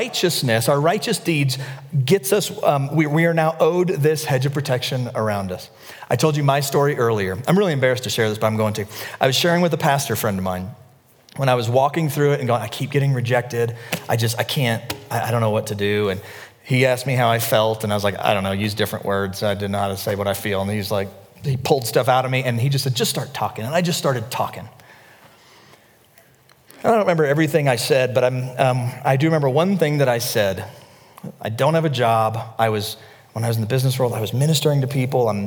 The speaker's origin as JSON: {"language": "English", "region": "the South", "country": "United States", "said": "I'm from the South"}